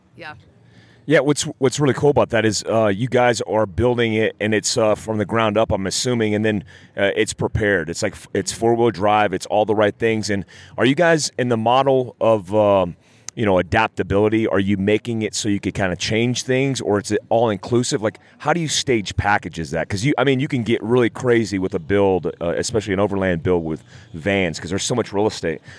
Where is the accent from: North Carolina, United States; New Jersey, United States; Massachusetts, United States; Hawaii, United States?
North Carolina, United States; I grew up in North Carolina and I had a mud Jeep